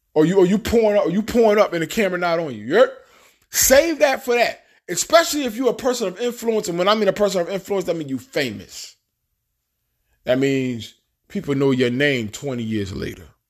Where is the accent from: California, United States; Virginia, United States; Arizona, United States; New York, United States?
New York, United States; New York City; moved away as an adult; also born or lived in Bronx / Far Rockaway / New Jersey / Alabama; I'm from Queens, Queens, New York. I got my seal, I got my stamp, it's on my birth certificate, whatever. I grew up in Queens